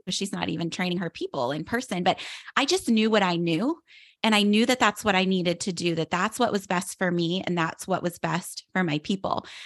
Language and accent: English; outside of Pittsburgh, Pennsylvania, United States; moved away as an adult; now in South Florida, United States; I grew up outside of Pittsburgh, Pennsylvania, and I live in South Florida now